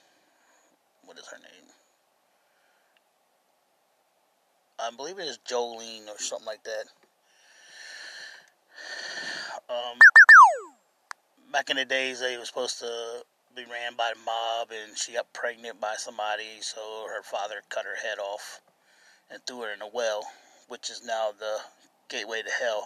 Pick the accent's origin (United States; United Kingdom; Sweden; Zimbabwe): United States; Cincinnati, Ohio; I'm from Cincinnati, Ohio.